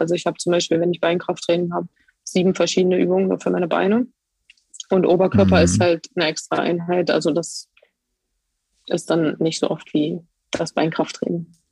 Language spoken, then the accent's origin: German; Hildesheim, Lower Saxony, Germany; now in Cottbus, Germany; ursprünglich komme ich aus Hildesheim bei Hannover.